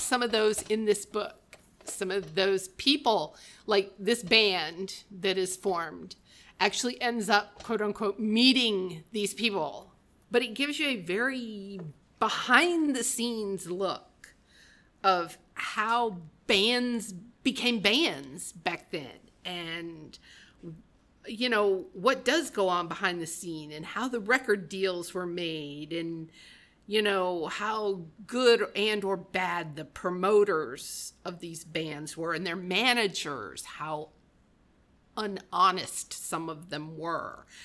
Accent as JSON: {"language": "English", "region": "Michigan", "country": "United States", "tie": "born or raised there", "said": "I was raised in Michigan"}